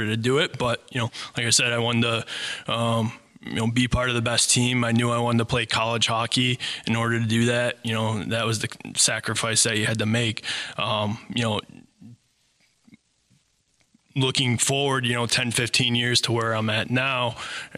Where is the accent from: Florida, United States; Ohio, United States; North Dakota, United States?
Ohio, United States; Bowling Green; also born or lived in Cleveland; now in Sylvania, United States; I grew up in Bowling Green, Ohio.